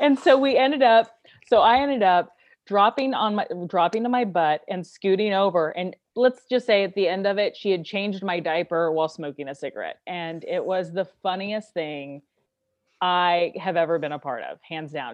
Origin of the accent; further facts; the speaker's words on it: Kansas City, United States; now in Los Angeles, United States; I'm originally from Kansas City